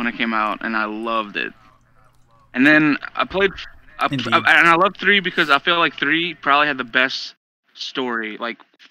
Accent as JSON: {"language": "English", "region": "the South", "country": "United States", "tie": "born or raised there", "said": "we grew up in the South"}